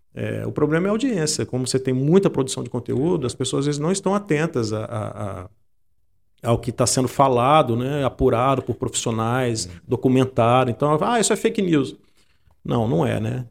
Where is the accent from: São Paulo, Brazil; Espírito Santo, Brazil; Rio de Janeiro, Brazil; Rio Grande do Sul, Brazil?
Espírito Santo, Brazil; Santa Teresa; moved away as an adult; also born or lived in Vitória; eu sou de Santa Teresa